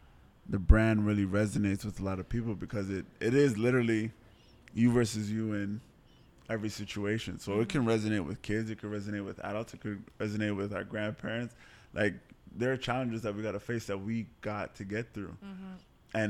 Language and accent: English; Montreal, Quebec, Canada; born there; I was born in Montreal.